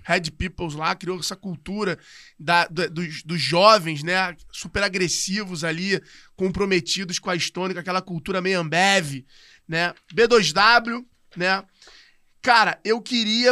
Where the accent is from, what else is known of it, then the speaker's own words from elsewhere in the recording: Rio de Janeiro, Brazil; Eu sou da Tijuca